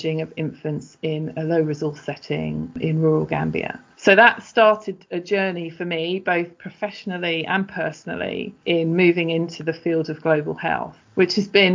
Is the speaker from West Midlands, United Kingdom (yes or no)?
no; London, United Kingdom; moved away as an adult; also born or lived in Exeter; I was from London originally